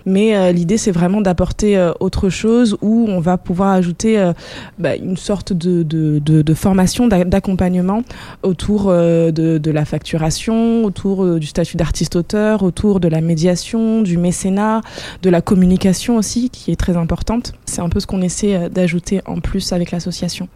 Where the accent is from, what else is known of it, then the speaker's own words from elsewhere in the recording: Bordeaux, Nouvelle-Aquitaine, France; on vient d'ici, de Bordeaux